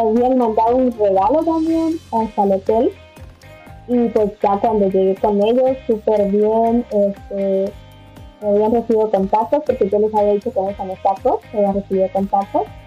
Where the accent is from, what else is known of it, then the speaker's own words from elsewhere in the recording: El Salvador; moved away as an adult; also born or lived in United States; now in Madrid, Spain; soy del Salvador